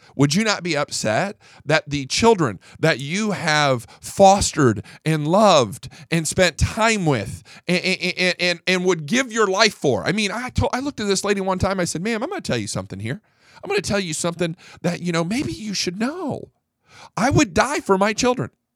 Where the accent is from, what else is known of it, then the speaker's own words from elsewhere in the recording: Fort Worth, Texas, United States; I'm from Fort Worth